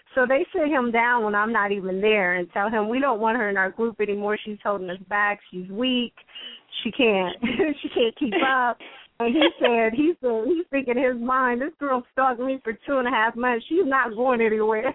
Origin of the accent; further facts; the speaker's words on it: West Virginia, United States; now in Columbus, United States; I'm originally from West Virginia, but have been in Columbus, Ohio for a very long time.